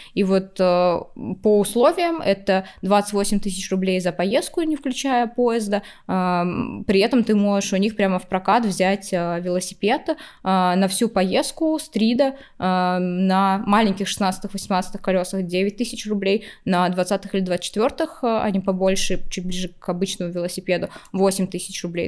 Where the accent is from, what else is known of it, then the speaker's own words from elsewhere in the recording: Saint Petersburg, Russia; я из Питера, у нас очень близко Финляндия